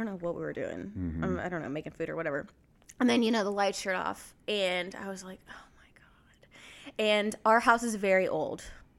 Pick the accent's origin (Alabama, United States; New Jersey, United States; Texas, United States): Texas, United States; Dallas; moved away as an adult; now in Liberty, United States; I am from Texas and so is Anna too.